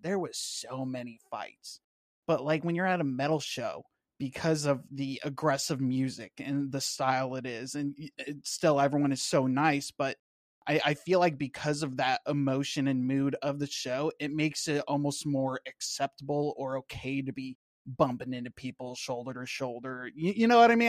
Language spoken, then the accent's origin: English; Washington, United States; moved away as an adult; now in Florida, United States; I grew up out in Washington State, then joined the Navy, moved around a little bit. Now I'm in Florida.